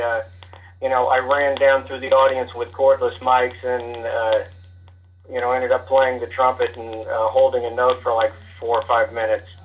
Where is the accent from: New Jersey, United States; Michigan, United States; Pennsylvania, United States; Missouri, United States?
Missouri, United States; Kansas City; coming from uh, the Kansas City area